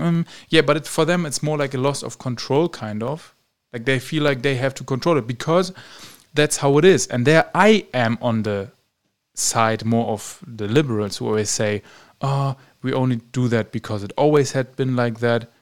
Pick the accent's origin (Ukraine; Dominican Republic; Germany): Germany; moved away as an adult; now in Romania; my home country, Germany